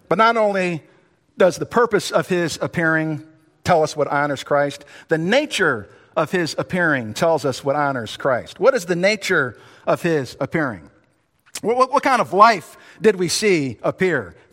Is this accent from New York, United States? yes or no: yes; New York, United States; born there; You know, I was born in New York